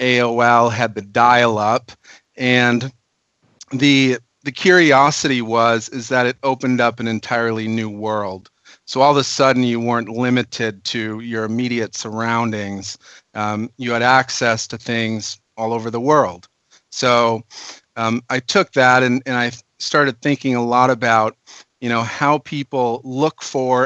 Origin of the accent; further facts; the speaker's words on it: Minnesota, United States; now in California, United States; I'm actually a Minnesotan